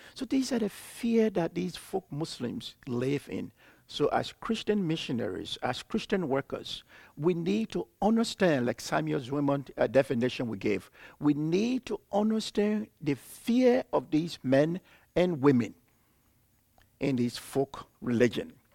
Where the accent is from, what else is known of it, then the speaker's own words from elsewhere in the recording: Liberia; I was born and raised in Liberia.